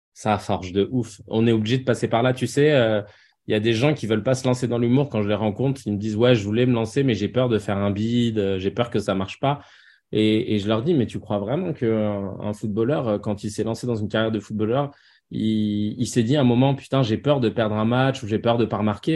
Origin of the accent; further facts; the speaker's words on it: Paris, Île-de-France, France; j'ai grandi à Paris